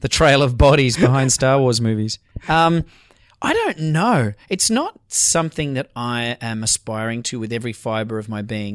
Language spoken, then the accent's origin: English; Australia; I'm Australian